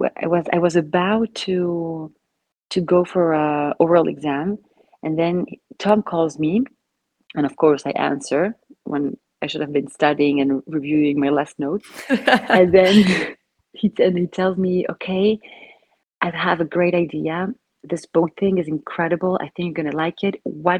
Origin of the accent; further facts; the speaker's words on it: Argentina; now in Belgium; I'm from Argentina, but I've been living in Belgium for quite some years now, I think 10 years already, if not more.